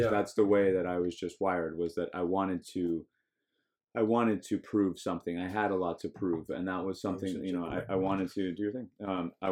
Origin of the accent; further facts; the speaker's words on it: Park City, Utah, United States; now in Miami, United States; my hometown